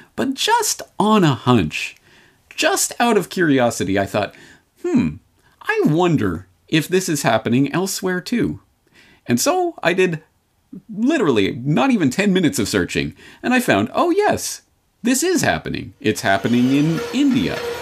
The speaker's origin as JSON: {"language": "English", "country": "Canada", "tie": "born or raised there", "said": "I'm Canadian by birth"}